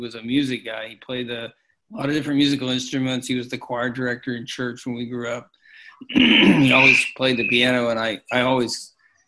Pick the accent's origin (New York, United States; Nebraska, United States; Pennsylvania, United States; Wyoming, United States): Pennsylvania, United States; Pittsburgh; We grew up in Pittsburgh